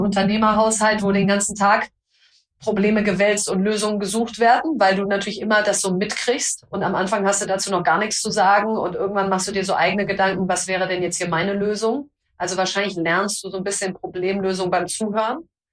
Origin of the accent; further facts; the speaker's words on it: North Rhine-Westphalia, Germany; Ich komme aus Ostwestfalen